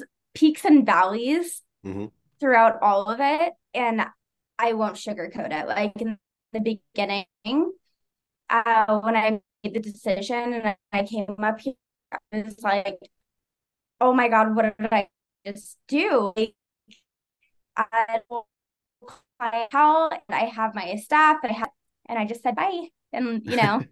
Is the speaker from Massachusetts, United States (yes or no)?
no; Las Vegas, Nevada, United States; moved away as an adult; now in Utah, United States; So my fiance, we're both from Vegas